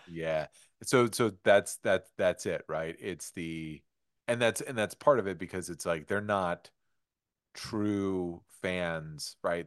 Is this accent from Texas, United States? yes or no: no; Detroit, Michigan, United States; growing up in Detroit, I grew up with the Bad Boy Pistons.